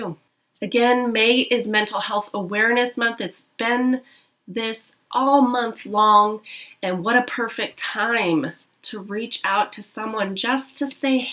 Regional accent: United States; Being here in America, being American

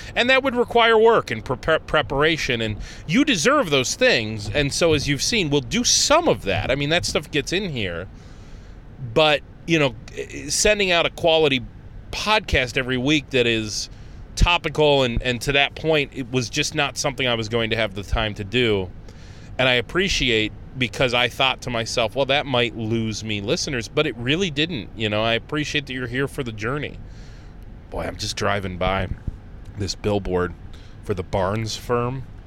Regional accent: Conneaut, Ohio, United States; now in Rochester, United States; I grew up in Conneaut, Ohio

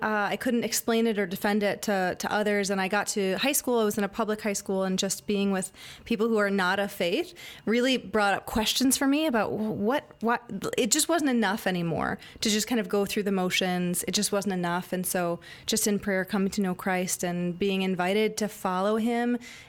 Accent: Ann Arbor, Michigan, United States; I'm from Ann Arbor, townie, okay. Very proud. There's not very many of us. Most people in Ann Arbor are transplants, but I am a real person from Ann Arbor. That's where I'm from.

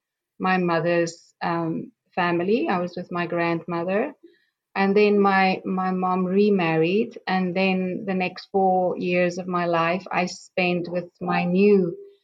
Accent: South Africa; moved away as an adult; now in Israel; I grew up in South Africa and I'm 58 years old

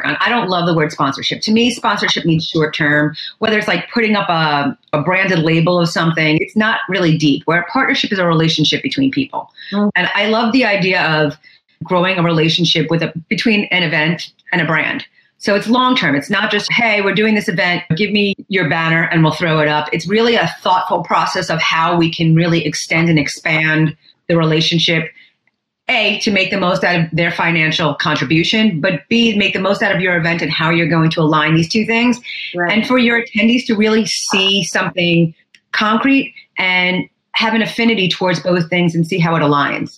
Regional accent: New York City, New York, United States; I grew up in New York City. Still live here

